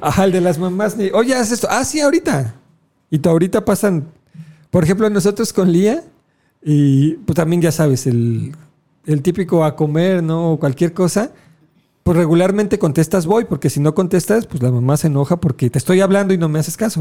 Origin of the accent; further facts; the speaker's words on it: Mexico; somos mexicanos